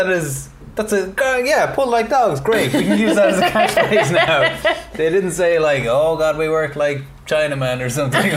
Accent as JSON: {"language": "English", "country": "Ireland", "said": "credentials as an Irish person"}